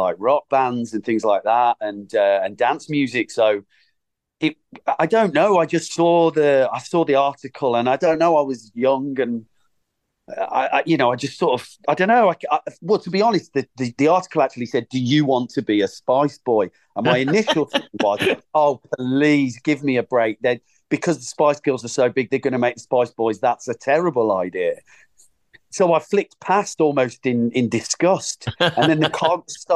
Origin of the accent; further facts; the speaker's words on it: Birmingham, West Midlands, United Kingdom; I'm from Birmingham